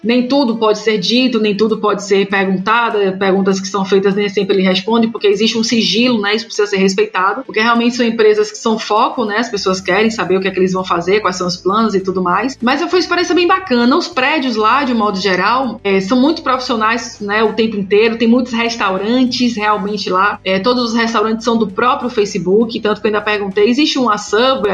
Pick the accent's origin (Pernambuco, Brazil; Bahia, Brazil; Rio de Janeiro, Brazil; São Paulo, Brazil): Bahia, Brazil; Salvador; eu moro e nasci em Salvador